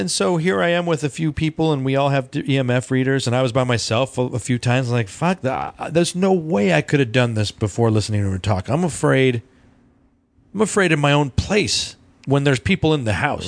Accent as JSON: {"language": "English", "town": "Loveland", "country": "United States", "tie": "born or raised there", "said": "our growing up in Loveland"}